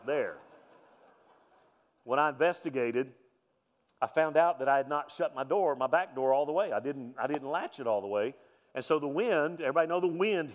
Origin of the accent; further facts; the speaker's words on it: Mobile, Alabama, United States; I grew up in Mobile, Alabama, Hurricane Alley